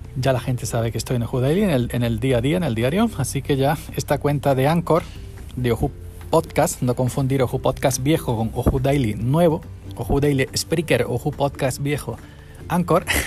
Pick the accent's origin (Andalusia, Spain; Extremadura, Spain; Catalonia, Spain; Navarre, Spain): Andalusia, Spain; Granada; andaluz, granaíno, pamasaña